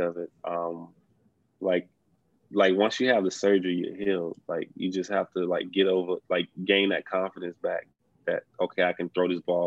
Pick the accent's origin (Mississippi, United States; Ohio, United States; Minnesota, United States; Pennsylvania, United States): Mississippi, United States; South; I'm from South Mississippi